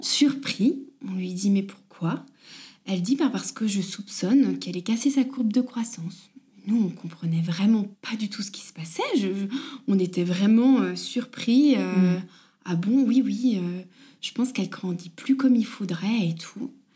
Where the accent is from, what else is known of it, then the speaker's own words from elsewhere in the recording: Bourg-en-Bresse, Auvergne-Rhône-Alpes, France; moved away as an adult; now in Arenthon, France; nous on vient pas du tout de la région de Haute-Savoie, on est de l'Ain vers Bourg-en-Bresse.